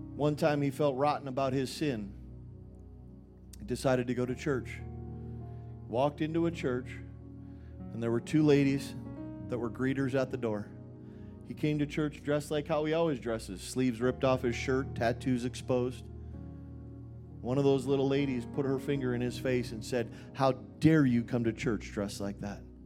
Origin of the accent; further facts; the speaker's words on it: Minnesota, United States; moved away; also born or lived in Dallas, Texas; I grew up in Minnesota.